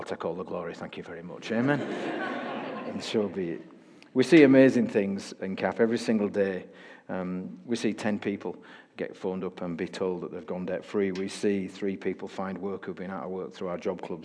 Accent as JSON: {"language": "English", "town": "Bradford", "region": "Yorkshire and the Humber", "country": "United Kingdom", "tie": "born or raised there", "said": "my hometown of Bradford"}